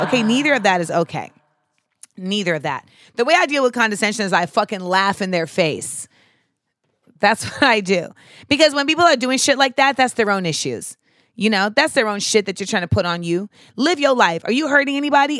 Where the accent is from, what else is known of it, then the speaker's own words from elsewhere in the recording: Grenada; where I grew up in Grenada